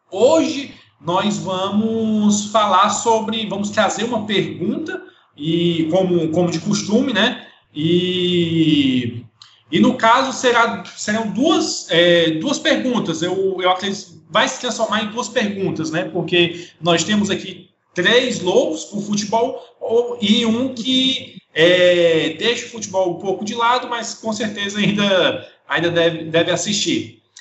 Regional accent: Ceará, Brazil; now in Horizonte, Brazil; Eu sou, sou cearense, moro aqui a 40 quilômetros de, de, de, Fortaleza, na cidade de Horizonte

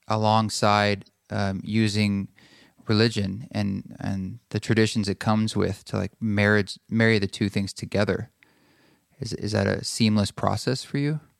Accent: United States; being a white male growing up in America

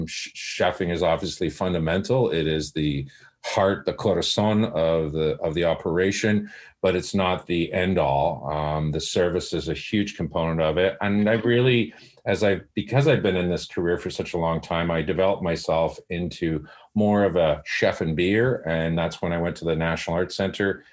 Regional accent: Oakville, Ontario, Canada; moved away as an adult; also born or lived in Hong Kong / Bali

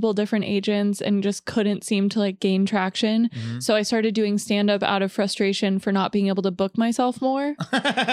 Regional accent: Arkansas, United States; moved away; I'm from Arkansas

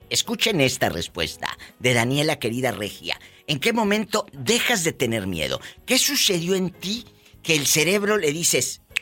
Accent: El Salvador; moved away as an adult; Del Salvador.

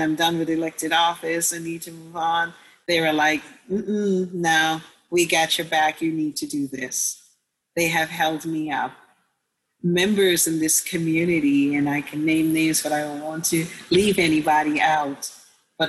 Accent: Guyana; moved away as an adult; also born or lived in Jamaica; now in United States; I am originally from Guyana, formerly British Guyana, in South

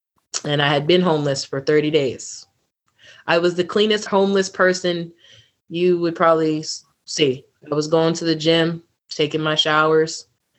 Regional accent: New York, United States; moved away as an adult; also born or lived in Solana Beach, California / Murrieta, California; they knew I was from New York

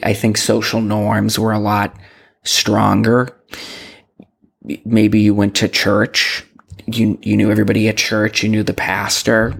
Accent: Boston, Massachusetts, United States; I'm from Boston. I grew up in Boston

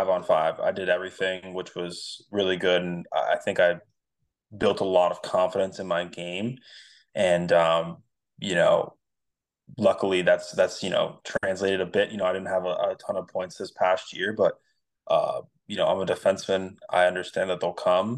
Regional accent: Vero Beach, Florida, United States; also born or lived in Fredericksburg, Virginia; I'm in Vero Beach, Florida. So this is where I grew up and went to high school

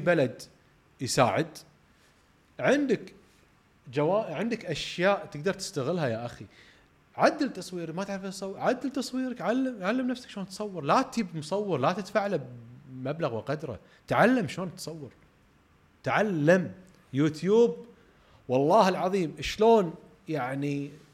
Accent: Kuwait; احنا ككويتيين او خليجيين

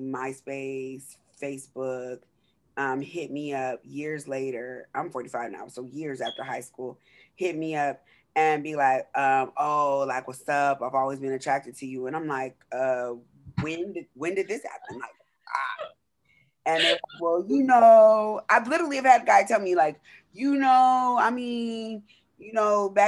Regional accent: Southern California, United States; I grew up in Southern California

